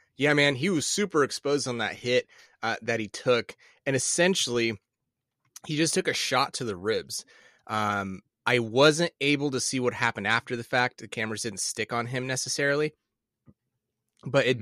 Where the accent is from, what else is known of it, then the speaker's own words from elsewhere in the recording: Midwest, United States; I grew up in the Midwest